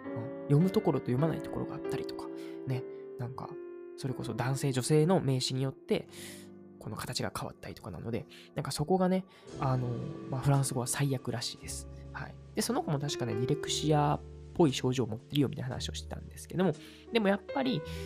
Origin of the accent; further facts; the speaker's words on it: Uji, Kyoto, Japan; 僕の地元である宇治市